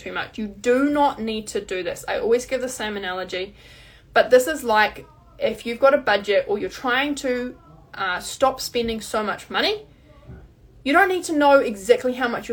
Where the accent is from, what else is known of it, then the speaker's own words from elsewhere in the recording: New Zealand; I'm New Zealander